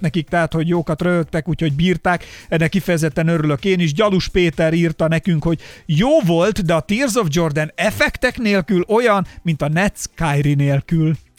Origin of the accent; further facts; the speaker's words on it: Hungary; én magyar vagyok